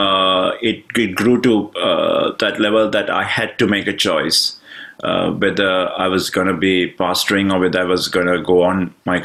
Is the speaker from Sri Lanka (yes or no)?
yes; Sri Lanka; moved away as an adult; now in United Kingdom; I come originally from Sri Lanka, and I'm now based in the UK. It's been 23 years since we've been in the UK